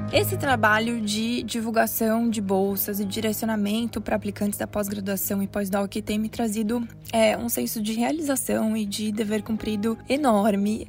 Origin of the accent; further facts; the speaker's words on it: Blumenau, Santa Catarina, Brazil; moved away as an adult; also born or lived in Curitiba, Brazil / Manchester, United Kingdom / Canada / United States; Eu sou de Blumenau, Santa Catarina